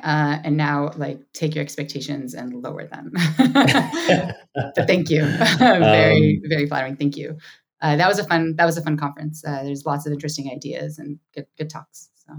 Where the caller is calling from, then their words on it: Israel; I'm calling in from Israel, sunny Israel.